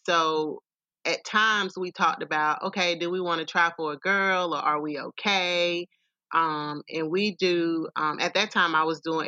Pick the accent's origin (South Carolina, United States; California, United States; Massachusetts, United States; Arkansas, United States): South Carolina, United States; Simpsonville; moved away as an adult; now in Columbia, United States; I am originally from the upstate Simpsonville, Greenville area.